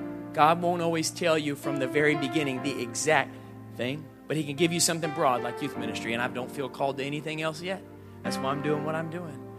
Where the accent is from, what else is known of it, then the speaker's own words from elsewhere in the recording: Indianapolis, Indiana, United States; I grew up in Indianapolis.